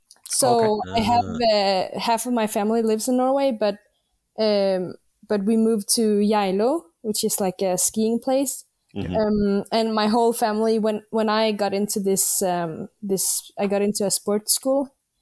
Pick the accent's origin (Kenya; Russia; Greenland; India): Greenland; Nuuk; I'm 20 years old and I am from Greenland.